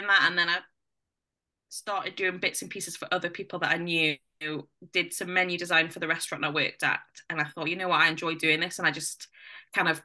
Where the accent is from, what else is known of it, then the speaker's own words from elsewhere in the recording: Morpeth, North East England, United Kingdom; now in near Alnwick, United Kingdom; I grew up in Morpeth